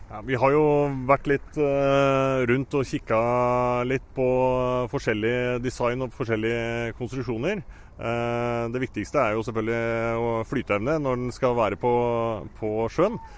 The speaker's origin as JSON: {"language": "Norwegian", "town": "Lillehammer", "region": "Innlandet", "country": "Norway", "tie": "born or raised there", "said": "jeg er jo født og oppvokst på Lillehammer"}